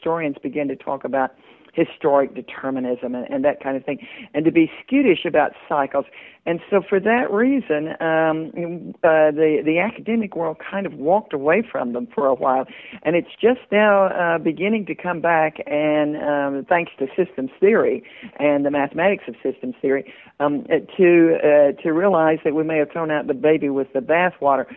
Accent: Johnson City, Tennessee, United States; accent: Southern; also born or lived in New York; Sam and I grew up in Johnson City

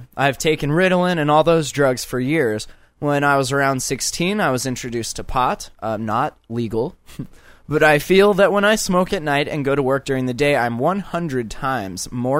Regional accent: Lancaster, California, United States; born there; And I was born there. Not in Hollywood, but I was born in Lancaster.

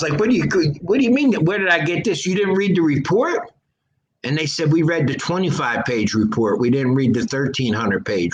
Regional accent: Philadelphia, Pennsylvania, United States; We're from Philadelphia

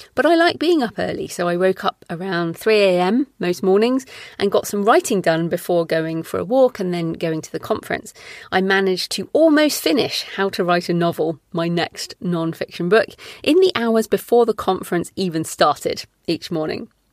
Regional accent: England, United Kingdom; moved away as an adult; also born or lived in Australia; we moved back to England from Australia in twenty eleven

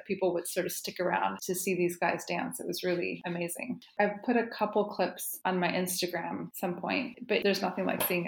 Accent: Santa Cruz, California, United States; I grew up in Santa Cruz when I was in California when I was a kid, and it's total hippie veggie land place.

